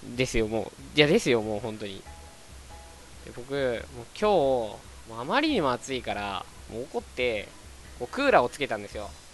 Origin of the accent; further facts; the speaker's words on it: Hokkaido, Japan; moved away; 出身がね、あの、日本の中で一番北なんですよ。で、北の中の、あの、すごく大きいとこ